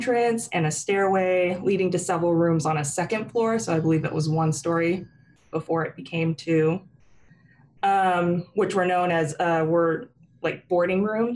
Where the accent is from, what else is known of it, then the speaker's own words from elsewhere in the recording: Snohomish, Washington, United States; now in Oregon, United States; I went to my hometown, Snohomish